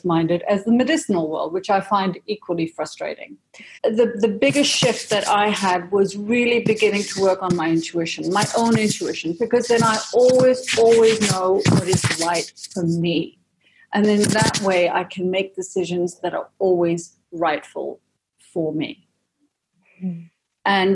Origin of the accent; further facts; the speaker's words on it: Malaysia; moved away; also born or lived in Singapore / United Kingdom; I had a Danish mother, an Indian father. I grew up in Malaysia, but then I went to an international school in Singapore, and then I ended up in boarding school in the UK